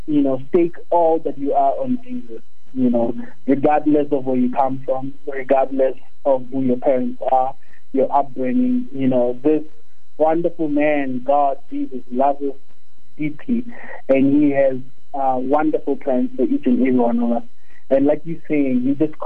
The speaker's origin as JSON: {"language": "English", "region": "Mpumalanga", "country": "South Africa", "tie": "born or raised there", "also_born_or_lived": "Stellenbosch", "second_language": "English", "moved": "as an adult", "said": "I grew up in Mpumalanga, so we never actually got to speak English, you know, as a way of communication until I got to University of Stellenbosch"}